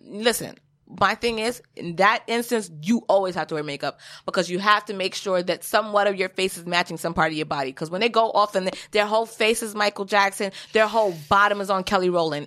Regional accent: Jamaica; I am also Jamaican

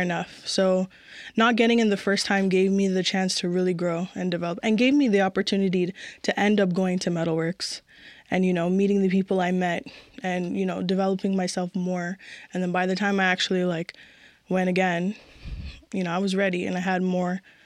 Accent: Mississauga, Ontario, Canada; also born or lived in Etobicoke; now in Toronto, Canada; I was born in Etobicoke, raised in Mississauga, and I'm currently living in Toronto

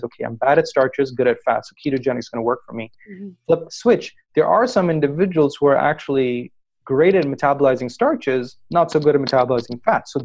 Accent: Pakistan; I come from Pakistan, which is a country located in Southeast Asia.

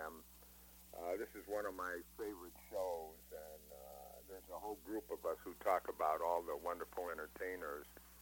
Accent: Chicago, Illinois, United States; also born or lived in Elmwood Park; I was born and raised up in Chicago on various places, but probably around Grand and Westmount.

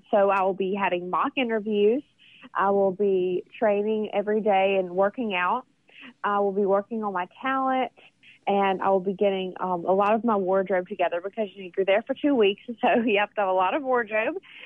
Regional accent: Vicksburg, Mississippi, United States; Vicksburg, my hometown

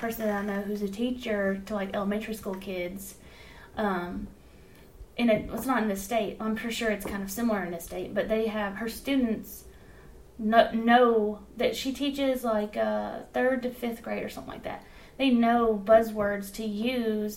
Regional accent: Dixon, United States; my hometown. Like, recently, the guy that shot the cop in Dixon

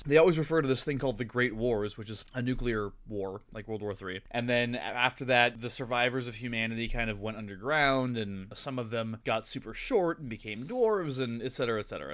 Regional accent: Tucson, Arizona, United States; I grew up here

